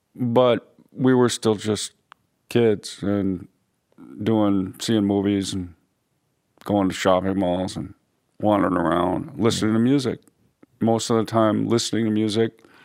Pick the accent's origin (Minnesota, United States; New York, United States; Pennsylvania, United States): Minnesota, United States; Minneapolis; we're from Minneapolis